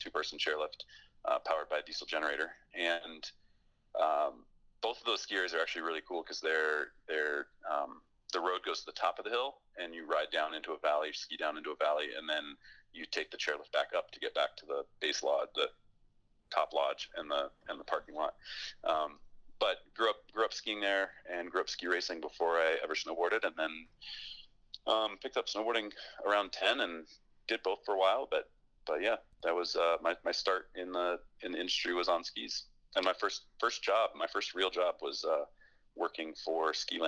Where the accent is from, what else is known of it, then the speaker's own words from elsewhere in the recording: Fairbanks, Alaska, United States; I grew up in Alaska, and I grew up snowboarding there